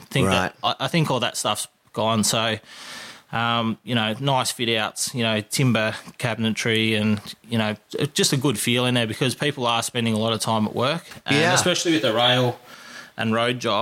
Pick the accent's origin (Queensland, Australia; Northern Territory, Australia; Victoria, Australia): Victoria, Australia; Kingsville; I grew up in Kingsville